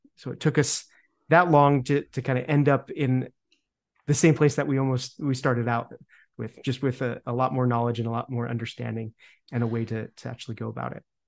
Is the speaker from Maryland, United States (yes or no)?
no; Utah, United States; moved away; also born or lived in Montana; where I grew up in Utah